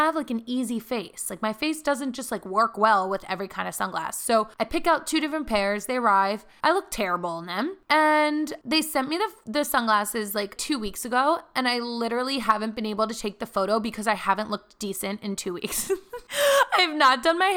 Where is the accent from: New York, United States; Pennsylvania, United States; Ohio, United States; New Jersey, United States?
Pennsylvania, United States; Philadelphia; moved away; flying to home to Philly